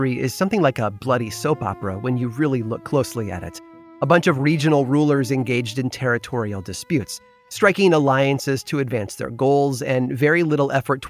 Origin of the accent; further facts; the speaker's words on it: near Pontiac and Ottawa, Illinois, United States; I grew up near the Illinois towns of both Pontiac and Ottawa.